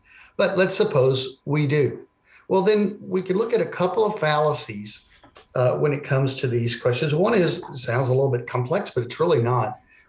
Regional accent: Texas, United States; So I grew up in Texas. I grew up in a Christian family.

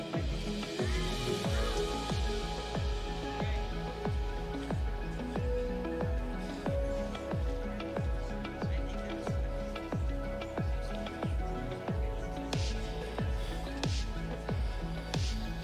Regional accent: United States; As an American

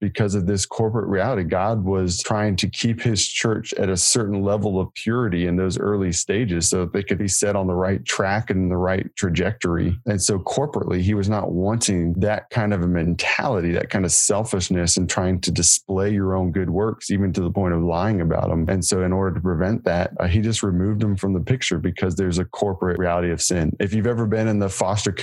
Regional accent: United States

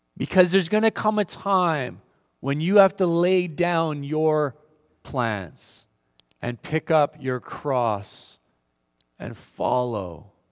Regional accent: Winnipeg, Manitoba, Canada; moved away; Winnipeg, I grew up in Winnipeg, Manitoba

